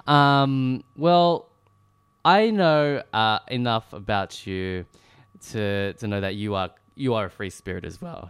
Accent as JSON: {"language": "English", "town": "Melbourne", "region": "Victoria", "country": "Australia", "tie": "born or raised there", "moved": "yes", "lives_now": "Sydney, Australia", "said": "where I grew up in Melbourne"}